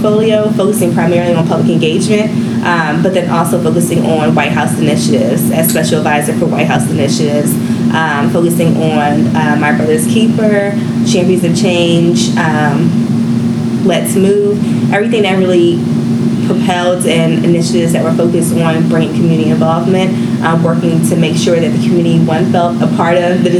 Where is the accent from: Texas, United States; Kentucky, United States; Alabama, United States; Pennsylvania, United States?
Pennsylvania, United States; Philadelphia; also born or lived in Richmond, Virginia / Atlanta, Georgia / Boston, Massachusetts; I'm originally from Philadelphia by way of Richmond, Virginia